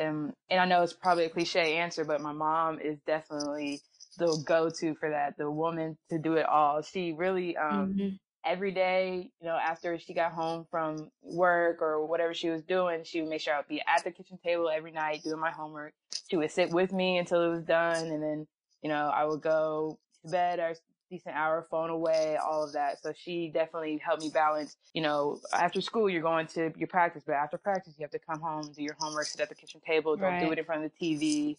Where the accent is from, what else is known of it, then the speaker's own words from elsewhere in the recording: Fayetteville, North Carolina, United States; born there; also born or lived in Alabama / Georgia / Virginia / Ohio; So I was born in North Carolina, Fayetteville, …, you know what I mean?